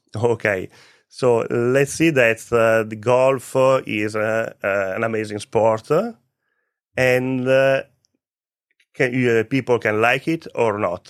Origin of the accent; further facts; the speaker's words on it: Vicenza, Veneto, Italy; English is a second language; moved away as an adult; also born or lived in Malta; now in Cyprus; I'm Italian. I grew up in Vicenza. Vicenza is a city close to Venice